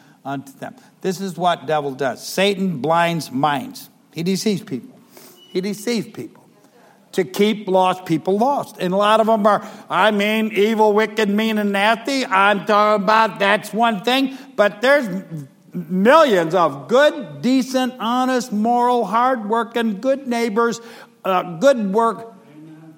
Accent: Ohio, United States; moved away; I'm from Ohio

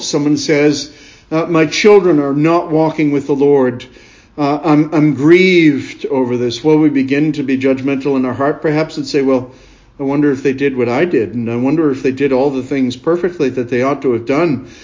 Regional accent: United States; I was born and raised in America

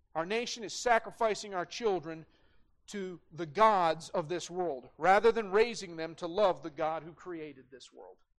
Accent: Great Falls, Montana, United States; as a young kid, man, uh, growing up in Great Falls, we had guns in the gun rack in the parking lot at CMR

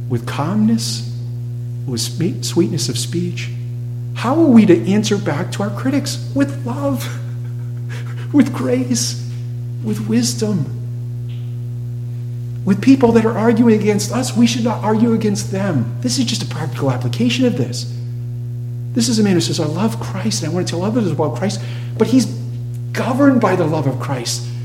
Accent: New England, Massachusetts, United States; I'm from New England, Massachusetts.

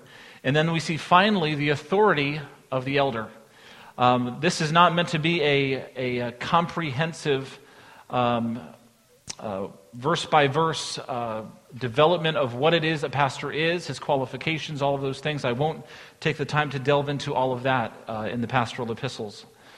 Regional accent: Texas, United States; we're from Texas

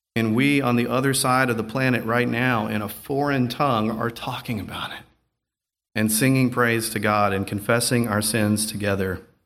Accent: the South, United States; I'm from the South

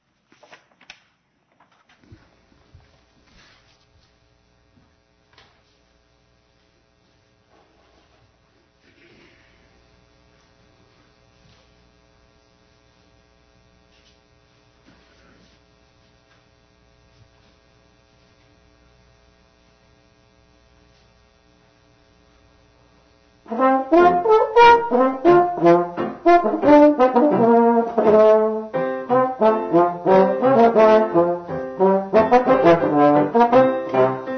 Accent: Hattiesburg, Mississippi, United States; in Hattiesburg, my hometown

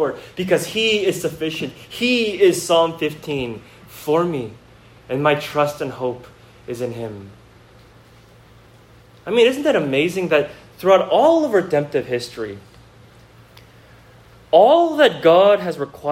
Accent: Bay Area, California, United States; moved away; I grew up here in the Bay Area, and so I know the Bay Area pretty well

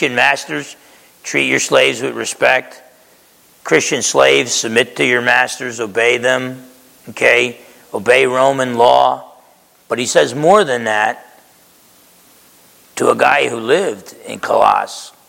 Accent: Essex County, New Jersey, United States; also born or lived in East Orange, New Jersey; I grew up in Essex County, New Jersey, spent my first few years in East Orange

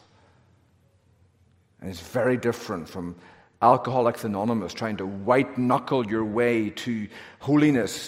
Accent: Northern Ireland, United Kingdom; accent: Northern Ireland; now in United States; I've got a Northern Ireland accent and a Northern Ireland birth certificate

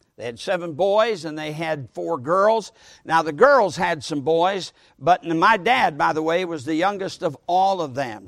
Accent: Sturgis, Michigan, United States; In my hometown of Sturgis, Michigan, I was brought up there

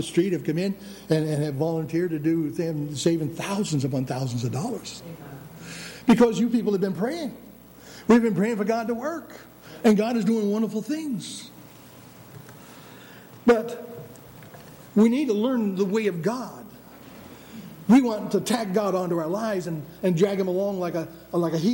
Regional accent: United States; we were Americans

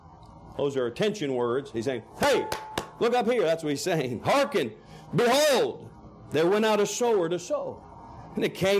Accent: Canada; also born or lived in Oklahoma City, United States; I grew up in Canada. You wouldn't know it. My parents were missionaries in Canada. And I was born in Oklahoma City, but grew up there from age 4.

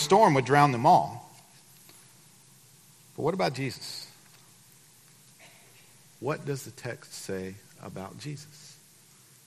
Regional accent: Livingston, Texas, United States; I grew up in Livingston. And for the better part of my life, I lived on Lake Livingston

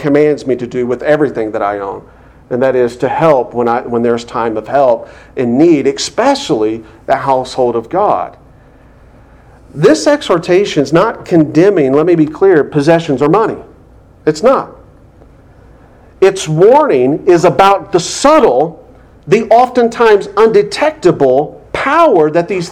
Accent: United States; us as American Christians

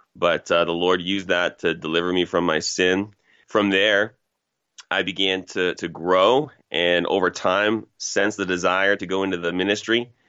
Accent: Toronto, Ontario, Canada; I'm from Toronto originally. Grew up in a place called Scarborough, Ontario, which is basically uh, not even a suburb, but really connected to Toronto proper

